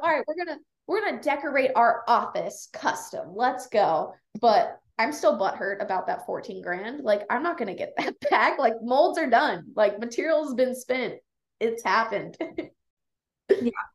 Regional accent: Las Vegas, Nevada, United States; also born or lived in Reno, Nevada; now in Kalispell, United States; I grew up in Las Vegas

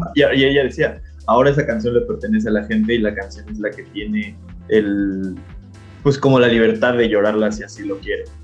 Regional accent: Mexico

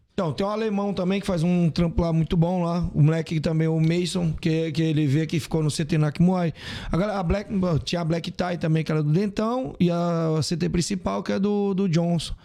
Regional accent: Ceará, Brazil; Eu sou do Ceará

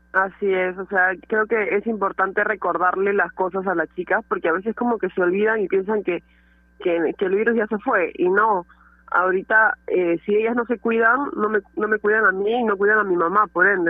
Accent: Pueblo Libre, Lima, Peru; cuando era chiquita jugaba en Alianza, era mi eterno rival, los, nos odiábamos Alianza y Latino, porque nos representábamos ahí en Pueblo Libre

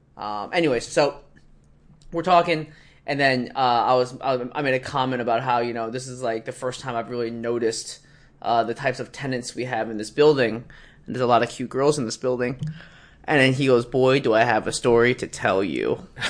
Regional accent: Philadelphia, Pennsylvania, United States; I'm from Philly.

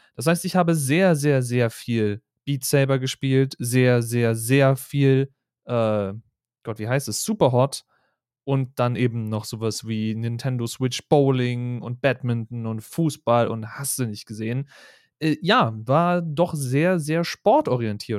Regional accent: Berlin, Germany; Ich als Berliner

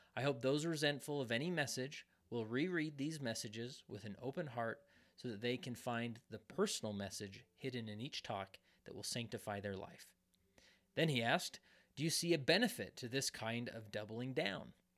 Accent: West Valley City, Utah, United States; even though I don't live in West Valley anymore, but it's my, it's my hometown.

